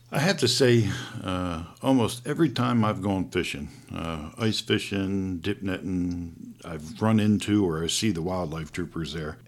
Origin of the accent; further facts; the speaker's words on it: East Coast, United States; moved away; I grew up on the East Coast hunting deer before I moved out this way